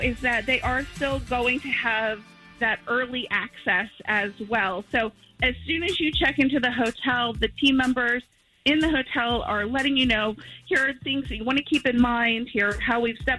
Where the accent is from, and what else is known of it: Orlando, Florida, United States